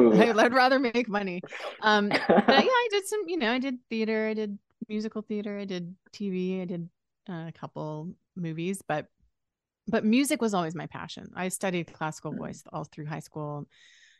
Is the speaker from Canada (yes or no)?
yes; Canada; moved away as an adult; now in California, United States; I'm Canadian